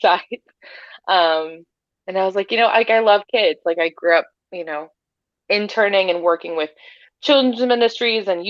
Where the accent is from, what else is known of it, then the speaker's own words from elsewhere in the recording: North Texas, United States; also born or lived in Arkansas; I grew up in North Texas